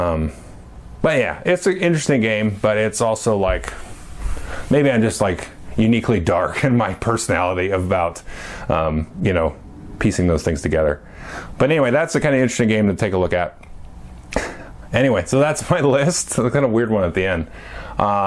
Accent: United States; I was born in the United States of America in 1976

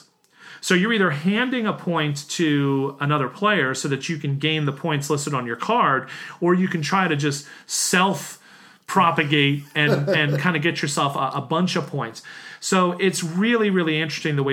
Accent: United States; an American city where, like the one I grew up

